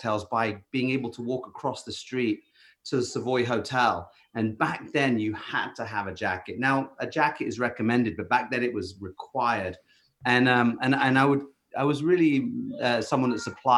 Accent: Bath, South West England, United Kingdom; I'm from England, the West Country in England. I grew up in a town called Bath, which was quite a nice historic place.

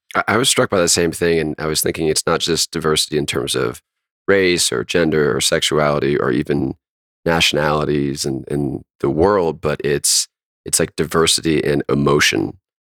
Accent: North Carolina, United States; my home state of North Carolina.

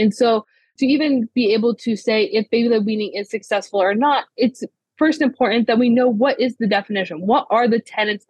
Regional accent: Ohio, United States; I grew up in Ohio, born and raised

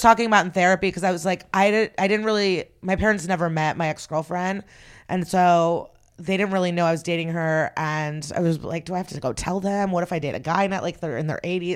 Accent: Odesa, Odesa Oblast, Ukraine; moved away; I was born in the Soviet Union. I was born in Odessa

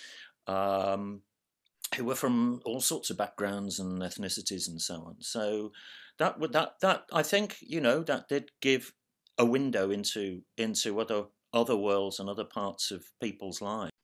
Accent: Birmingham, West Midlands, United Kingdom; growing up in Birmingham at that point

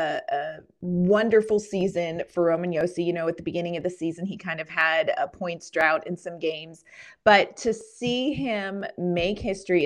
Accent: Jamestown, New York, United States; where I grew up in Jamestown, New York

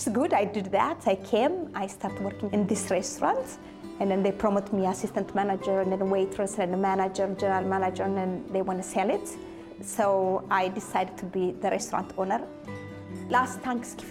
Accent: Ethiopia; moved away as an adult; also born or lived in Rome, Italy; now in Richmond, United States; Originally, I'm from Ethiopia.

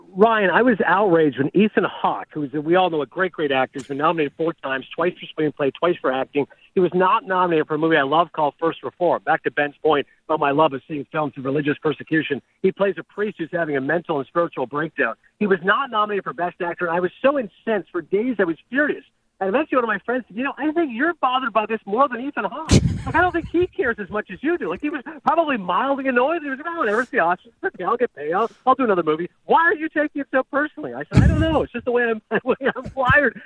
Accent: Toronto, Ontario, Canada; my hometown Blue Jays

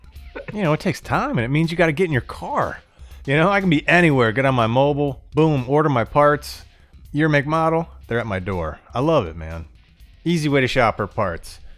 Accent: Florida, United States; I grew up in Florida

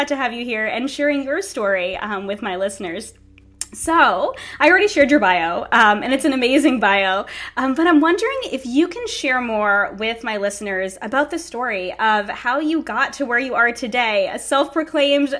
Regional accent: Rhode Island, United States; I'm just over the bridge from where we grew up

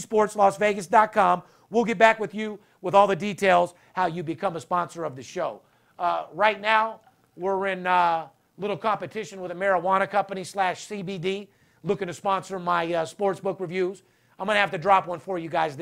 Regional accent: Las Vegas, Nevada, United States; born and raised in Las Vegas

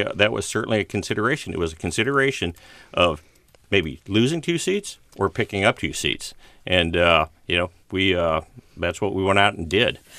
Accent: Walnut Creek, California, United States; Bay Area, yeah. Uh, I was born on Walnut Creek

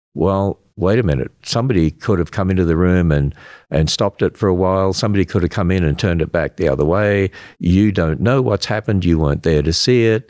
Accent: Australia; accent: Australian; now in United States; I'm an Australian. Yeah, I hope you can, I hope I still have that accent.

